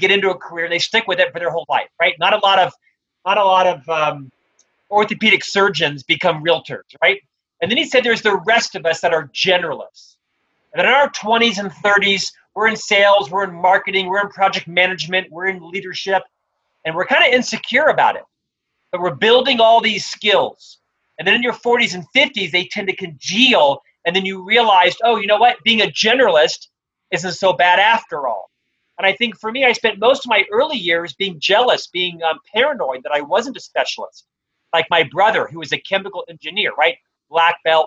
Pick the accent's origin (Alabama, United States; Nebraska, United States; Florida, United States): Florida, United States; Orlando; moved away as an adult; also born or lived in Provo, Utah; now in Salt Lake City, United States; I originally was born and raised in Orlando, Florida